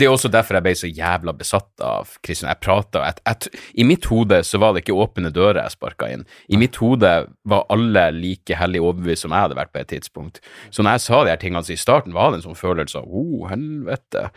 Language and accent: Norwegian; Narvik, Nordland, Norway; jeg vokste opp i Narvik